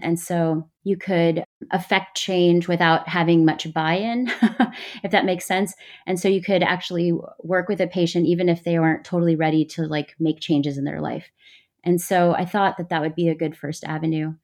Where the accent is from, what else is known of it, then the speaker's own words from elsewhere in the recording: Texas, United States; moved away as an adult; now in New York, United States; a brown girl who grew up with immigrant parents in texas in a really white community